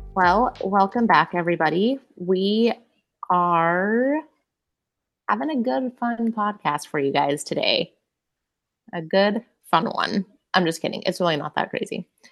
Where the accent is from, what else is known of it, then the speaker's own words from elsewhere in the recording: Utah, United States; growing up in Utah